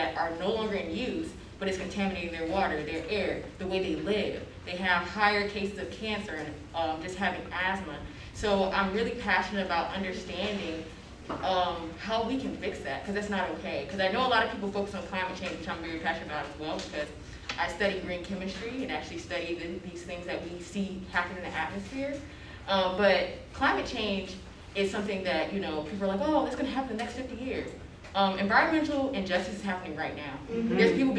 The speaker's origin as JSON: {"language": "English", "region": "the South", "country": "United States", "moved": "yes", "lives_now": "Boston, United States", "said": "I'm not originally from Boston, I'm actually from down south. I don't know if you can tell my accent because I have a mask on."}